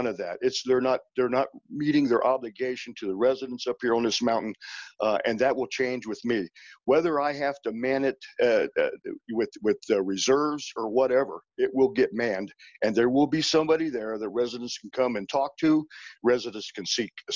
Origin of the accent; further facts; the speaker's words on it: Harrison County, West Virginia, United States; also born or lived in Prince George's County, Maryland / Jefferson County, West Virginia; I was born back in Harrison County, West Virginia